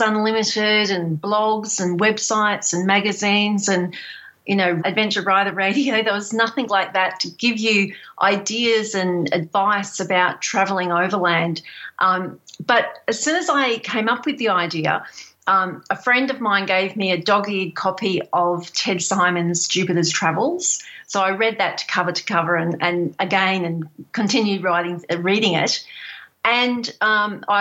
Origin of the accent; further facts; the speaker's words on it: Healesville, Victoria, Australia; also born or lived in Coober Pedy, South Australia; I'm from Healesville near Melbourne in Australia